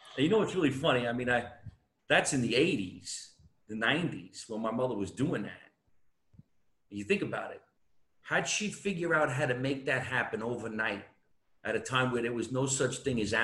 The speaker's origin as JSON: {"language": "English", "region": "New Jersey", "country": "United States", "said": "I'm from New Jersey."}